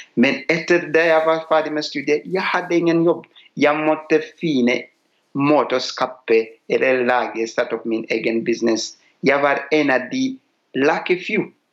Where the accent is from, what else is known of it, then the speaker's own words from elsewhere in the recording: Uganda; moved away as an adult; now in Norway; Jeg kommer fra Uganda